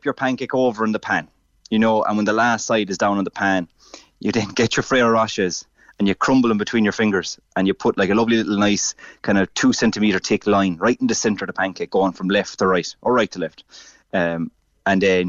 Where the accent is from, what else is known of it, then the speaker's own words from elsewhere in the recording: Ireland; as Irish people